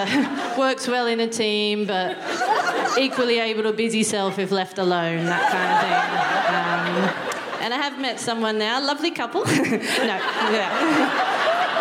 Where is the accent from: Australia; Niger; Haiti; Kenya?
Australia; Newcastle, New South Wales; moved away as an adult; now in United Kingdom; I'm from um, Newcastle, which is just north of Sydney.